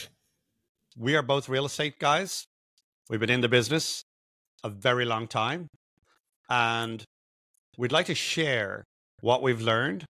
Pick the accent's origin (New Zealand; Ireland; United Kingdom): Ireland; Dublin, Leinster; moved away as an adult; now in United States; I'm, I'm Irish, I'm from Dublin.